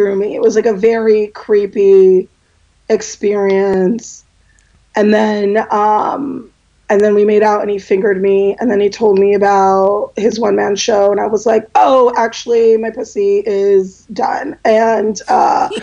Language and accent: English; Los Angeles, California, United States; I grew up in Los Angeles